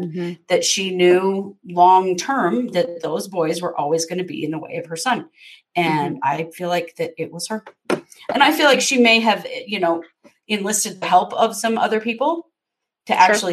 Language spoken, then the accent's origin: English; United States; I'm an American